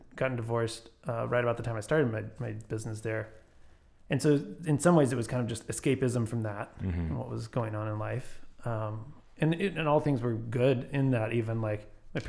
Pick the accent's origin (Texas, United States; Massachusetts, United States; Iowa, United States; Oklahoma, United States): Texas, United States; Grapevine; I grew up in Grapevine.